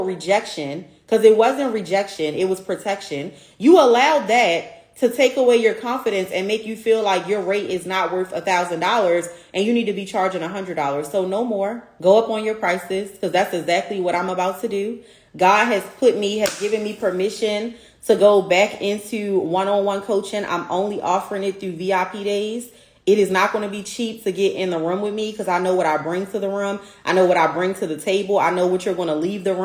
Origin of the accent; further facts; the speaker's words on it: Baltimore, Maryland, United States; my hometown, Baltimore, Maryland